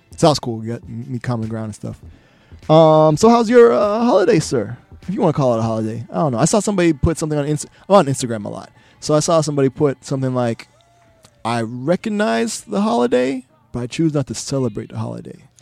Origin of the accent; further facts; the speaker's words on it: Miami, Florida, United States; growing up in Miami